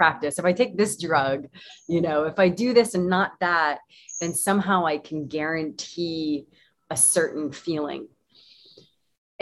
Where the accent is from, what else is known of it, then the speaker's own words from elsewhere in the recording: United States; moved away; I was born in North America, United States